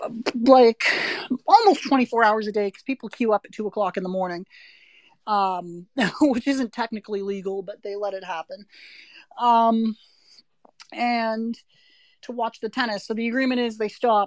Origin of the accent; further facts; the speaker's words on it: Canada; up in Canada